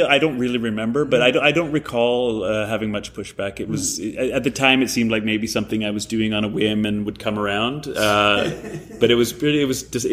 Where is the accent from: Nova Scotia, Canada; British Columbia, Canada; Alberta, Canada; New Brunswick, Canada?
British Columbia, Canada; Vancouver; moved away as an adult; also born or lived in Ontario; I grew up in Vancouver